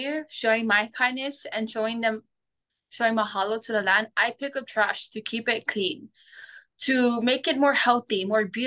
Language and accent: English; Big Island of Hawaii, United States; I'm from the Big Island of Hawaii